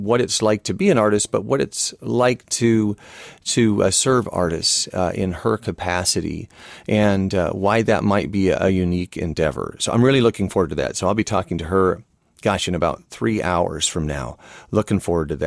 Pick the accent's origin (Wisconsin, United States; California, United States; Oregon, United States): Oregon, United States; Portland; my hometown here is Portland, Oregon.